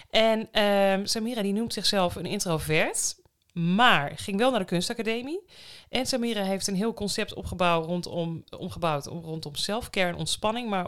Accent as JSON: {"language": "Dutch", "town": "Amsterdam", "region": "North Holland", "country": "Netherlands", "tie": "born or raised there", "also_born_or_lived": "Enschede", "said": "nee, ik ben in Amsterdam, in de rivierenbuurt in Amsterdam geboren en getogen."}